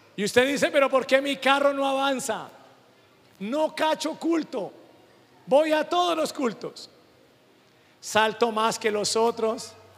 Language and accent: Spanish; Venezuela; moved away; Yo como venezolano